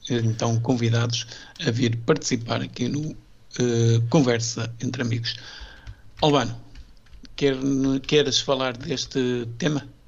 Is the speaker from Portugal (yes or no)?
yes; Minho, Norte, Portugal